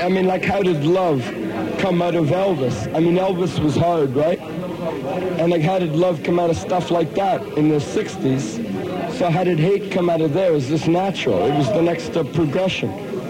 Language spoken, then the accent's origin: English; Toronto, Ontario, Canada; We're from Cabbage Town and we're broke